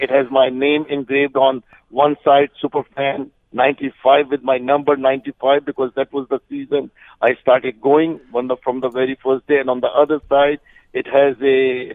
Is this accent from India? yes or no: yes; India; now in Canada; I come from India, where cricket is the religion